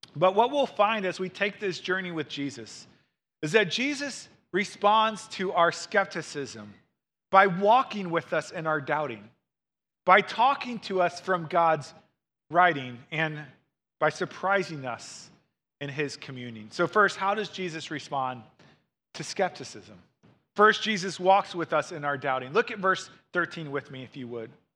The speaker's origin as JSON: {"language": "English", "town": "St. Louis", "region": "Missouri", "country": "United States", "tie": "born or raised there", "moved": "yes", "said": "I grew up in Saint Louis, Missouri, and my mom still lives there."}